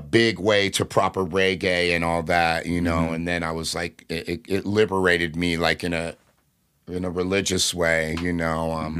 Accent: Fullerton, California, United States; You know, and I grew up in Fullerton and went to Buena Park High School.

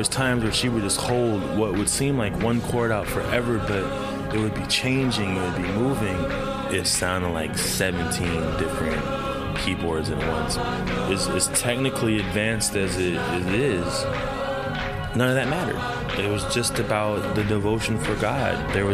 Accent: Sai Anantam Ashram, California, United States; a kid of the ashram. I grew up on Sayanatam Ashram.

